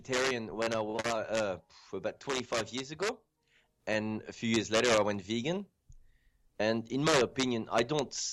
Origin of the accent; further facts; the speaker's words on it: France; moved away as an adult; also born or lived in Djibouti; now in Australia; I grew up in France